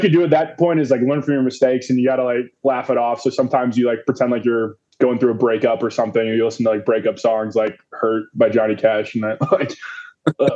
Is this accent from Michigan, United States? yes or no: yes; Northville, Michigan, United States; my hometown, Northville